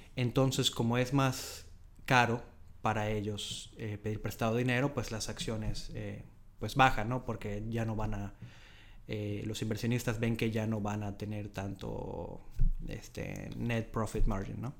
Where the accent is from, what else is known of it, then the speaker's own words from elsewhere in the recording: Mérida, Yucatán, Mexico; moved away as an adult; now in Dublin, Ireland; Yo soy este, de Mérida, de Yucatán, en México. Y bueno, aquí vine a Dublín hace ya que son año y medio casi